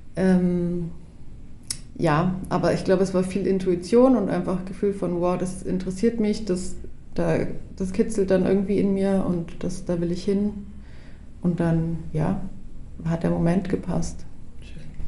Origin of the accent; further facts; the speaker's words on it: Hof, Bavaria, Germany; moved away as an adult; also born or lived in Berlin; now in Lichtensteig, Switzerland; ursprünglich komme ich aus Hof. Das ist eine Kleinstadt ganz oben in Bayern, in Franken, Oberfranken.